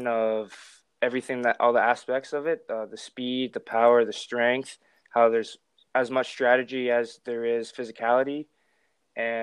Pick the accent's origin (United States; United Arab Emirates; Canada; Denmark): Canada; West Kelowna, British Columbia; I'm from West Kelowna, British Columbia.